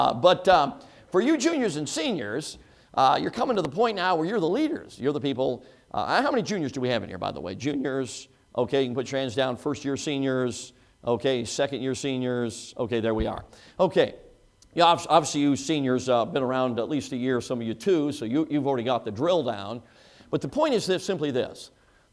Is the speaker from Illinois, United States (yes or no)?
yes; Chicago, Illinois, United States; moved away; I grew up in Chicago, as most of you know, six years old and on